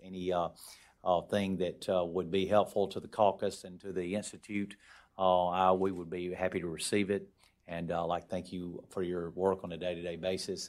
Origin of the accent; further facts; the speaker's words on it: Alabama, United States; moved away as an adult; now in Washington, D.C., United States; growing up, uh, in the small town that I grew up down in Alabama in the northwest part of the state in Haleval.